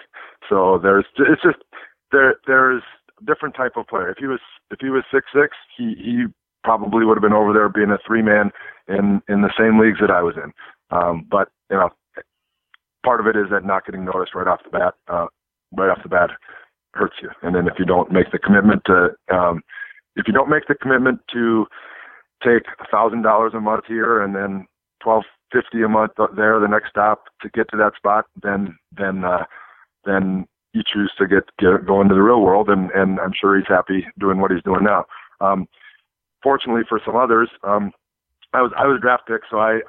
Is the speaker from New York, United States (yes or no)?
no; Minnesota, United States; moved away as an adult; I'm from Minnesota originally, and I had a bunch of people from my hometown